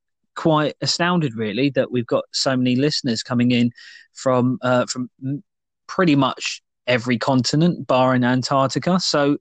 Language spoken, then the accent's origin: English; United Kingdom; with us being British making a tea.